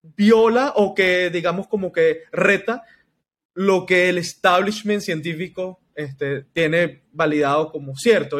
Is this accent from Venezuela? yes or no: yes; Venezuela; Lo vivimos nosotros como venezolanos, Nelson, en, acá en Venezuela